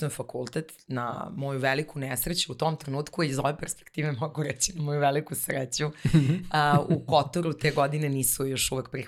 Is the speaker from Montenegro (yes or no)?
yes; Bar, Montenegro; now in Belgrade, Serbia; baka živela u baru i ja sam svoje detinstvo provela u tom gradu i najlepše uspomene vezujem za, za taj grad. I e, moja porodica sa mamine strane dolazim iz jedne pomorske porodice